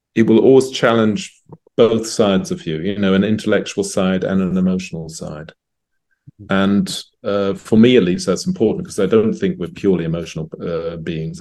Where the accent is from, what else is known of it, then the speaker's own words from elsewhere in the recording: London, United Kingdom; now in Zurich, Switzerland; I was born and raised in England, in London.